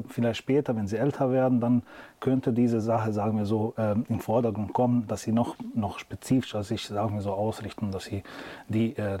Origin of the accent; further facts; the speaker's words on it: Bosnia & Herzegovina; Also äh, ich komme aus Bosnien, wir sind hanefetischer Schule